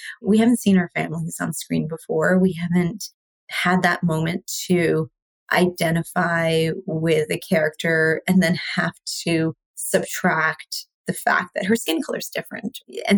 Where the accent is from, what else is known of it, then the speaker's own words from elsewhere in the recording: Canada; also born or lived in India; So I was born in India. And so I moved to Canada with my mom and my sister. My dad was already here when I was 4.